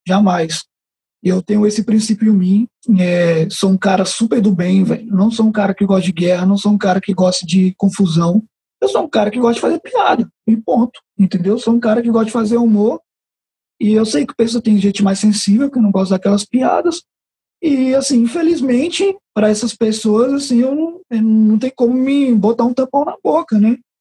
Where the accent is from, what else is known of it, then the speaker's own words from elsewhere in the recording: Taguatinga, Federal District, Brazil; Eu cresci na Chaparral. Eu vivi 20 anos da minha vida na Chaparral, cresci andando descalço na Chaparral